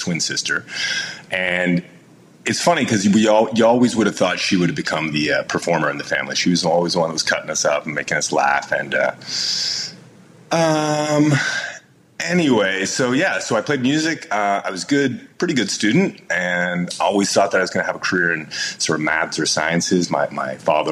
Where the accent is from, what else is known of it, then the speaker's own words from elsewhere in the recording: London, Ontario, Canada; now in United States; I grew up in London, Ontario, which is like a great kind of college town in Ontario.